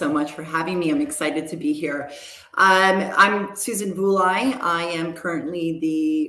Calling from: New York, United States; I'm dialing in from New York, out in Rockland County, which is we're headquartered in New York City.

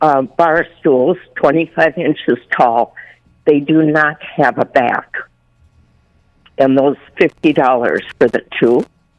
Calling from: Buffalo, New York, United States

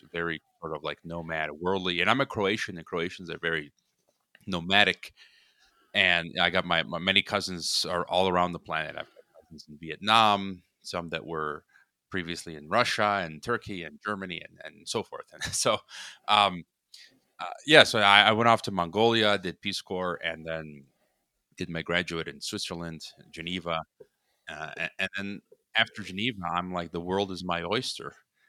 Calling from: Guadalajara, Jalisco, Mexico; I am in Guadalajara, Mexico, the second biggest city, right, in Mexico.

